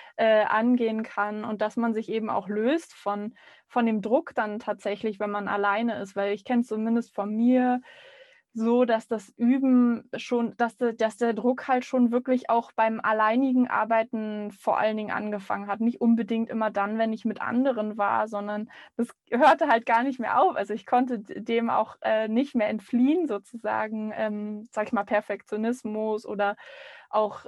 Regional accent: Berlin, Germany; also born or lived in Rostock / Vienna; Ich bin freischaffende Musikerin in Berlin. Ich bin auch gebürtige Berlinerin

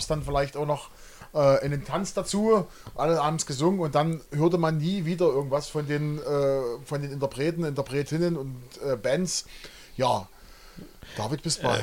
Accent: Großenhain, Saxony, Germany; Wir kommen beide aus Großenhain

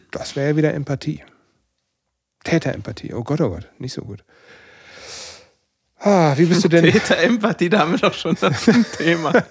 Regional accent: North Rhine-Westphalia, Germany; Und mich hat das ähm, etwas überrascht, so als, als Sauerländer, dass diese Maibaum-Tradition

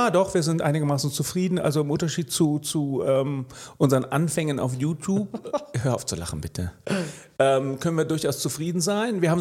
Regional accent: Melbourne, Victoria, Australia; born there; ja, ich bin in Melbourne geboren. Insofern äh, habe ich ein australisches Herz. Aber ähm, ein deutscher Pass.

